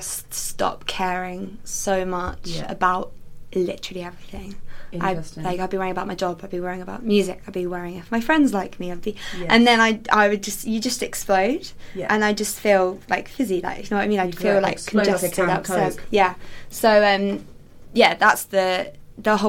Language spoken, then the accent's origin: English; England, United Kingdom; I'm English